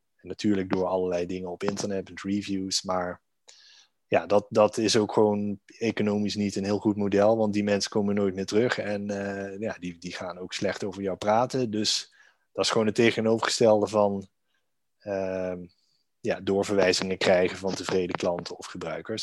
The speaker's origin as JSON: {"language": "Dutch", "town": "Maastricht", "region": "Limburg", "country": "Netherlands", "tie": "born or raised there", "moved": "yes", "lives_now": "Amsterdam, Netherlands", "said": "woon in Amsterdam met mijn vrouw en zoontje. Ehm, geboren in Maastricht"}